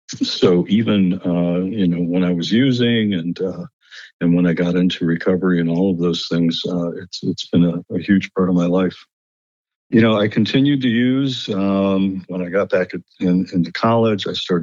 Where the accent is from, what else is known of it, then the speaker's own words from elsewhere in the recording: Lakewood, United States; It started off, I think, with growing up in Lakewood in a somewhat dysfunctional family.